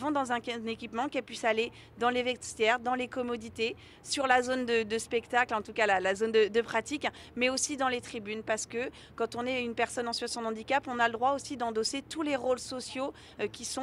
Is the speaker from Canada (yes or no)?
no; France; en tant que Français